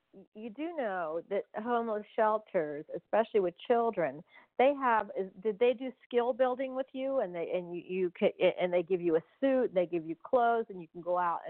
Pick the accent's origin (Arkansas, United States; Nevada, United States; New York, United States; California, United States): New York, United States; There's things you can do, and especially in New York. I came from New York.